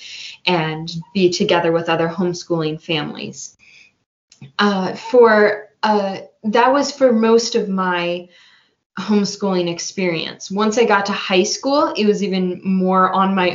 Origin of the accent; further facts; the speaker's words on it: Santa Rosa, California, United States; I grew up here in Santa Rosa